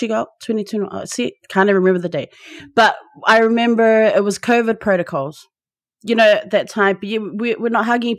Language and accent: English; Auckland, New Zealand; I'm Samoan, born and bred in Tamaki Makaurau, Aotearoa, so Auckland, New Zealand